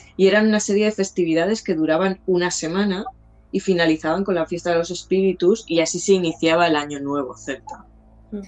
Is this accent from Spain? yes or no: yes; Jaca, Aragon, Spain; moved away; de pequeña, cuando vivíamos en Jaca